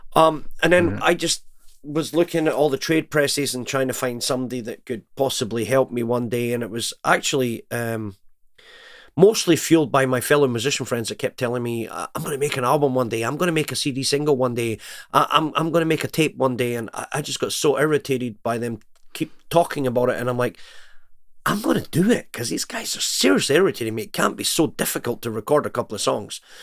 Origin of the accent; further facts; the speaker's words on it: Glenrothes, Scotland, United Kingdom; moved away as an adult; also born or lived in Hanover, Germany / Canada / United States; now in Warsaw, Poland; And then we went back to the UK, and then I, I grew up my whole life in Scotland.